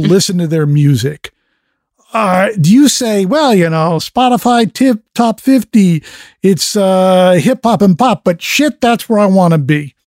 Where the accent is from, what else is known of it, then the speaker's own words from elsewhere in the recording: fifty miles from New York City, East Coast, United States; I grew up in the East Coast, fifty miles from New York City